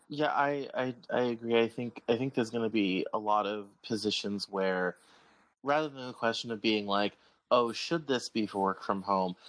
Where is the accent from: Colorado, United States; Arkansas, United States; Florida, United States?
Colorado, United States; I'm from Colorado